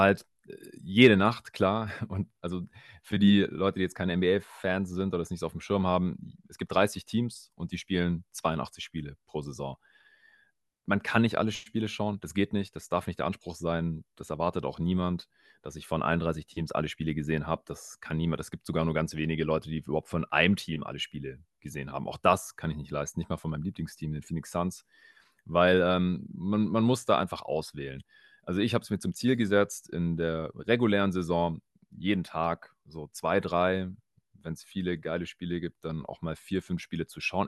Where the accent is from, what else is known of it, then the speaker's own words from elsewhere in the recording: Swabia, Baden-Württemberg, Germany; accent: Swabian; moved away; ich äh, kann gut verstecken, dass ich eigentlich aus dem Schwabeländle komme.